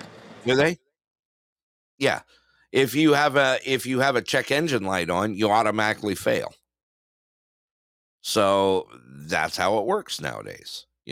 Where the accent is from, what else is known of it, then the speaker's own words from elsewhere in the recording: Southern California, United States; moved away; I grew up in SoCal